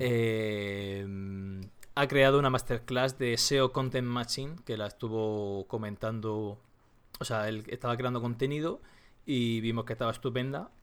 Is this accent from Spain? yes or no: yes; Region of Murcia, Spain; accent: Murcian; trilingüe diría yo, que también, que también hablo murciano